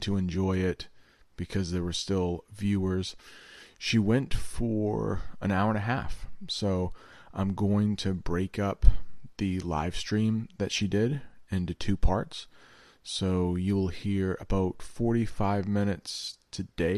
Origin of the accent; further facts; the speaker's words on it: the American North, United States; I grew up in the American North